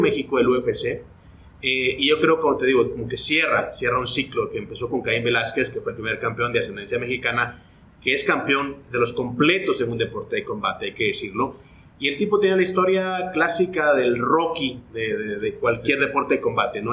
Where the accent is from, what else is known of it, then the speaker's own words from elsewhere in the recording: Guatemala; moved away as an adult; also born or lived in Los Angeles, United States; yo soy de Guatemala, allá arranco mi carrera periodística